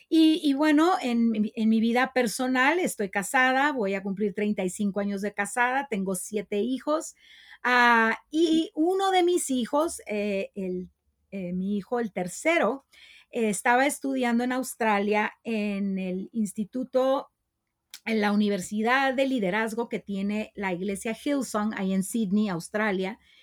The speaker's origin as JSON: {"language": "Spanish", "town": "Tijuana", "region": "Baja California", "country": "Mexico", "said": "En Tijuana tenemos una de las zonas de tolerancia más grandes"}